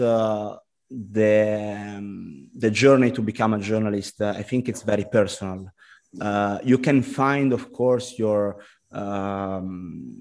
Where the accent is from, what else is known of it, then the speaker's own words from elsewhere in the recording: Milan, Lombardy, Italy; English is a second language; also born or lived in United States; I went back to the high school in Italy